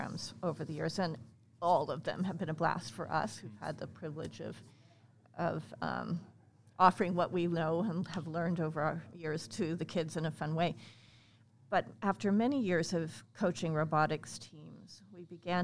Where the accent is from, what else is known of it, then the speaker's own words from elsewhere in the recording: United States; also born or lived in Hawaii / England; I grew up here. Okay. Actually, not in Liberty, but yes, not far from here